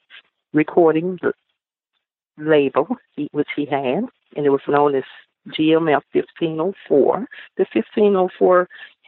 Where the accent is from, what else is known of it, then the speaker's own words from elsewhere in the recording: the South, United States; We're from the South, and we really, really believe in family.